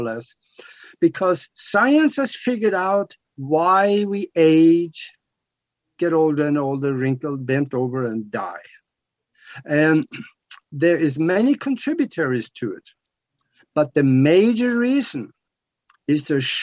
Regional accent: Norway; I'm from Norway

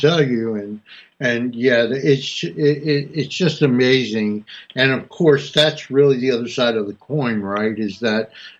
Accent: North New Jersey, United States; I grew up in North New Jersey.

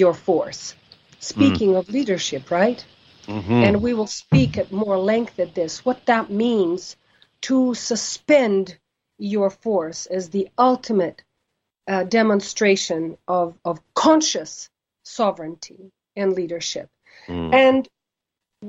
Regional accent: United States; I'm an American and I'm a proud American.

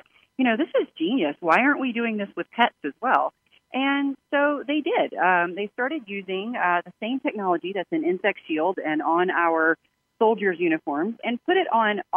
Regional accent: Louisiana, United States; now in Washington, D.C., United States; where I live, I'm in the Washington, D.C. area, and I grew up in Louisiana

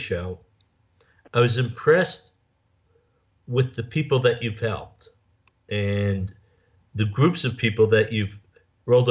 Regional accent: Atlantic City, New Jersey, United States; I grew up just outside Atlantic City, New Jersey

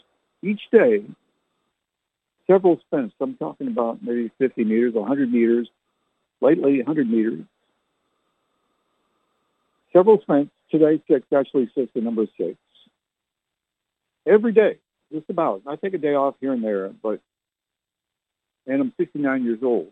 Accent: Canada; I never learned to speak like she did because I was born in Canada

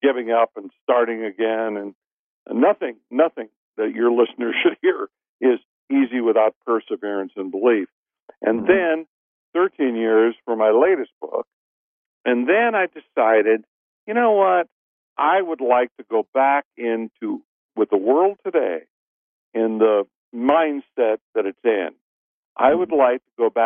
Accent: Midwest, United States; moved away; also born or lived in New York / New Orleans; I'm from the Midwest, very conservative

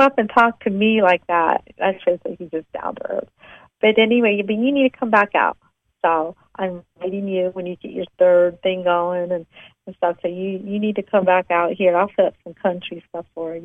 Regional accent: East Coast, United States; I'm from the East Coast

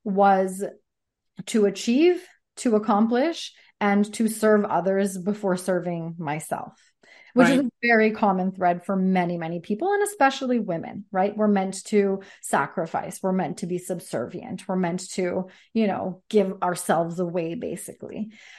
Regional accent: Sardis, British Columbia, Canada; now in Coquitlam, Canada; We lived all over BC, Fort St. John, Victoria. I grew up in Sardis, close to Chilliwack. And so now we're in Coquitlam.

